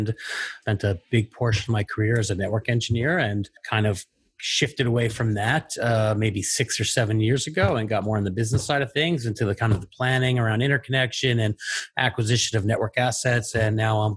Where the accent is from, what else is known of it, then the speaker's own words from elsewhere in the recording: North New Jersey, United States; also born or lived in Brooklyn, New York; now in New York City, United States; I was born in Brooklyn and grew up in North New Jersey, and that's where I went to school.